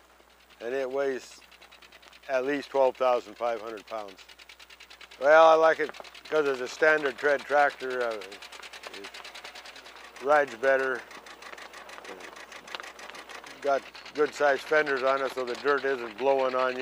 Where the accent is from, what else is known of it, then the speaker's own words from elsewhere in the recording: northwest Washington, United States; now in Anchorage, United States; I was raised on a little dairy farm in northwest Washington.